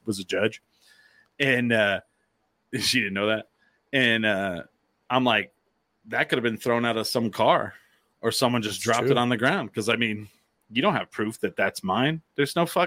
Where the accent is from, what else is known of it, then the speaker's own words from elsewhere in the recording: Clovis, New Mexico, United States; I'm from Clovis